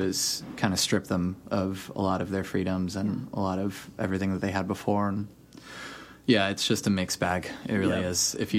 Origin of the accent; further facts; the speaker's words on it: Cuba; I'm Cuban.